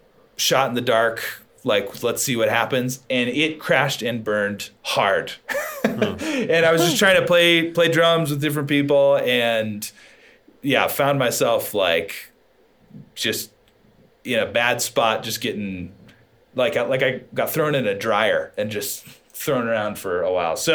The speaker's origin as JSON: {"language": "English", "region": "Wyoming", "country": "United States", "said": "I'm from Wyoming, so a very small place where not a lot of bands go."}